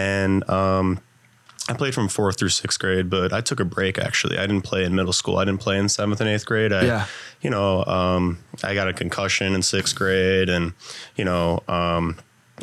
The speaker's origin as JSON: {"language": "English", "town": "Downers Grove", "region": "Illinois", "country": "United States", "tie": "born or raised there", "said": "I grew up on the south side of Downers Grove"}